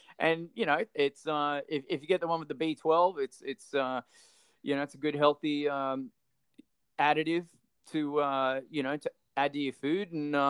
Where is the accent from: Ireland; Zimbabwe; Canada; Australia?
Australia